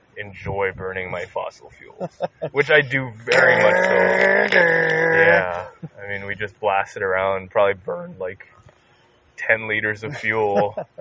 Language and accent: English; South Korea; English is a second language; I'm from Korea.